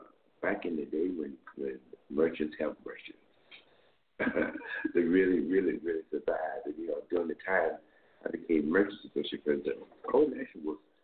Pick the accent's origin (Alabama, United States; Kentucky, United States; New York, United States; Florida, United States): Florida, United States; Fort Lauderdale; moved away as an adult; Fort Lauderdale, Florida. I came here in 1968 to attend Morehouse College.